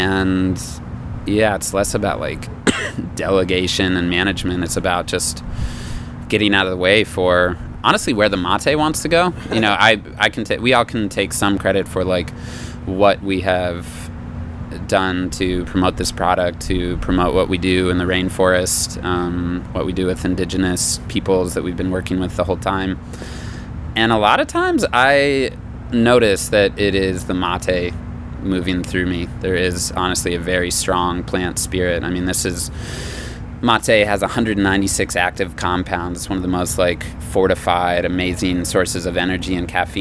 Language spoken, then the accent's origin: English; Aspen, Colorado, United States; I grew up in Aspen, Colorado